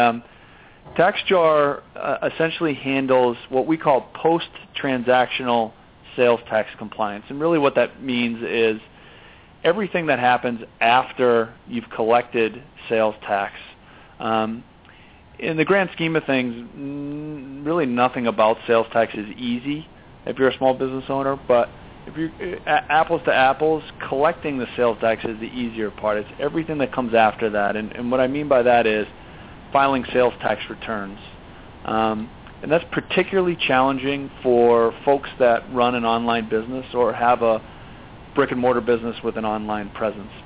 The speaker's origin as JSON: {"language": "English", "town": "Boston", "region": "Massachusetts", "country": "United States", "tie": "born or raised there", "moved": "as an adult", "lives_now": "California, United States", "said": "Grew up on the East Coast, in Boston, born and raised there. Moved to California about 14 years ago"}